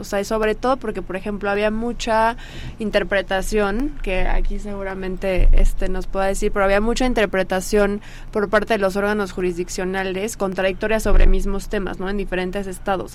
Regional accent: Mexico; como sociedad mexicana

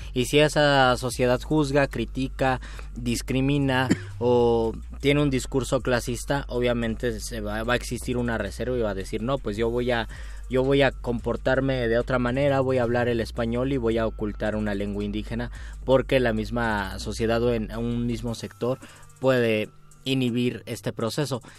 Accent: Mexico; nuestra perspectiva como mexicanos

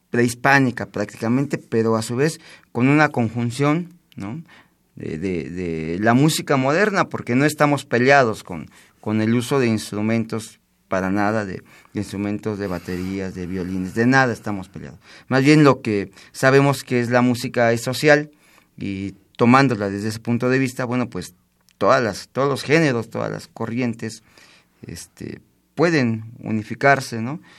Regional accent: Mexico; de una necesidad por tratar de seguir preservando y seguir fomentando lo que nos pertenece como mexicanos.

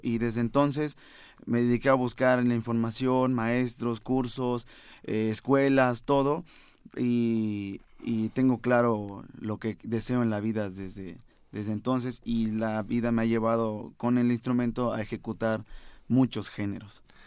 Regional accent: Venustiano Carranza, Chiapas, Mexico; also born or lived in San Cristóbal de las Casas, Chiapas; now in Mexico City, Mexico; sí nací en San ah, Cristóbal, pero gran parte de mi vida eh, pasé en Venustiano Carranza, Chiapas

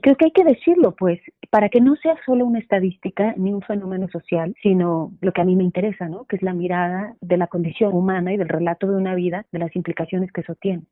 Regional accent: Santa María la Ribera, Eligio Ancona street, Mexico City, Mexico; En Santa María la Rivera, en esa calle, en esa calle estaba la vecindad donde yo crecí, en El Hijo Ancona

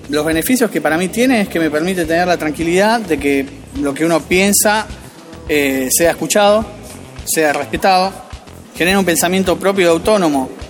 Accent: Banfield, Buenos Aires Province, Argentina; tengo 32 años, soy de la localidad de Banfield

